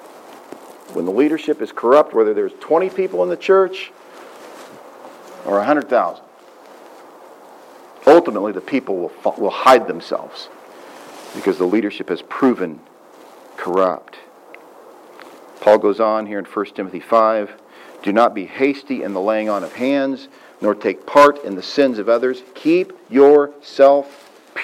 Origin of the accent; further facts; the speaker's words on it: Southwest Missouri, United States; When I was a boy growing up in Southwest Missouri